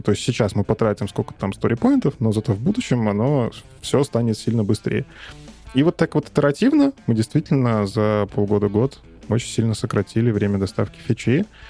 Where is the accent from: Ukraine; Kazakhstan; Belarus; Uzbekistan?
Belarus; Minsk; я сам из Минска, из Беларуси